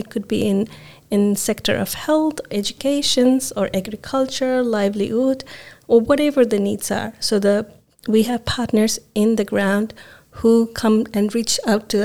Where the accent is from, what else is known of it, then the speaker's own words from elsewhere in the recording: Nepal; moved away; also born or lived in Bangladesh; I'm originally from Nepal. So I understand the context. I was born and raised there.